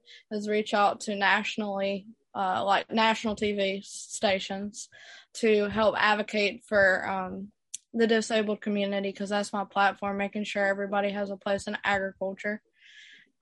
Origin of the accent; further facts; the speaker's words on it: Youngsville, North Carolina, United States; I'm from Youngsville, North Carolina. I'm a North Carolina native, and so is all of my family.